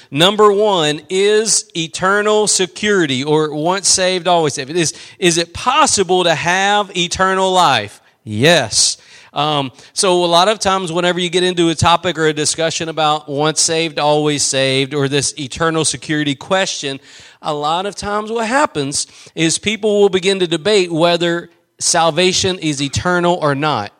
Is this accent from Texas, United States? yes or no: yes; East Texas, United States; I'm just from East Texas.